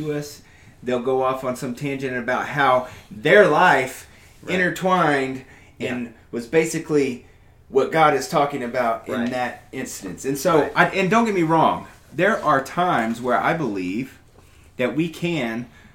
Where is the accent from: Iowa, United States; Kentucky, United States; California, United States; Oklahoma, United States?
Oklahoma, United States; accent: Okie